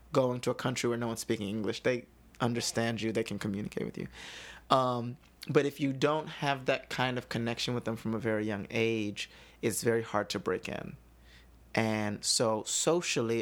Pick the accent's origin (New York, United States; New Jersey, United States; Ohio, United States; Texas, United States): New York, United States; New York City; also born or lived in Germany / Chicago / Sweden; I'm from the Bronx